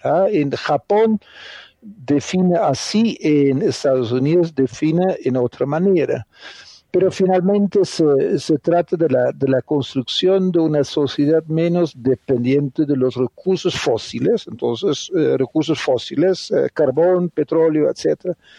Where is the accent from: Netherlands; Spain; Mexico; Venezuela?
Netherlands; Spanish is a second language; moved away as an adult; also born or lived in Colombia / Brazil / Argentina; now in Cali, Colombia; soy un, holandés agroeconomista de origen